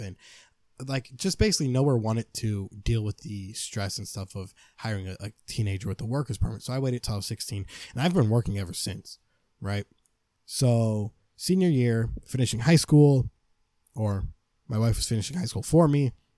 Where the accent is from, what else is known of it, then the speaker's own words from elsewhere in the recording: United States; I see myself as an American man